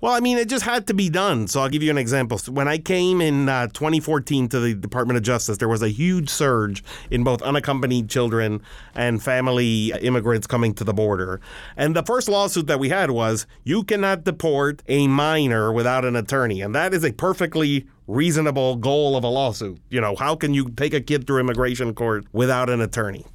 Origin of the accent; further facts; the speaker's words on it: Miami, Florida, United States; moved away as an adult; now in Washington, United States; I went to public schools all throughout my time in Miami. I graduated from Miami Beach High School